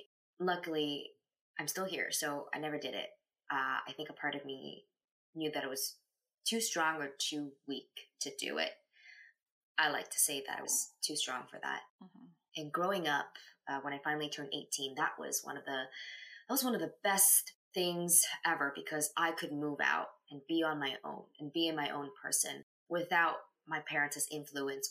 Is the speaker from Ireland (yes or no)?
no; Canada; also born or lived in China; When I was 4 years old, I came to Canada from China, and I grew up here